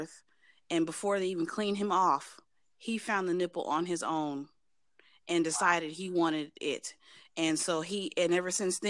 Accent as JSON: {"language": "English", "region": "California", "country": "United States", "also_born_or_lived": "Washington State", "moved": "yes", "lives_now": "Washington, United States", "said": "I'm from California, live in Washington State"}